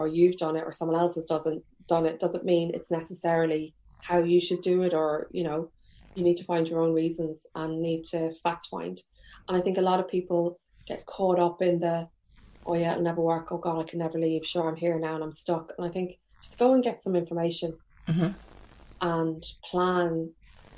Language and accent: English; Carlingford, Leinster, Ireland; moved away; also born or lived in Trim; I'm from Carlingford